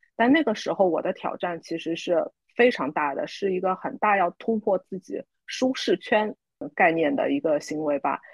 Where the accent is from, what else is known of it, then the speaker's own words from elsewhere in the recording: Shanghai, China; moved away as an adult; now in Singapore; 我很多上海，呃，土生土长的人来说，其实离开上海，有时候是不在我们自己本身的计划之内的